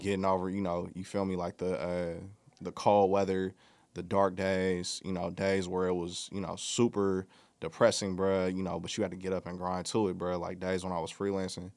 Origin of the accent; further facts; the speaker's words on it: Bay Area, California, United States; I'm from the Bay Area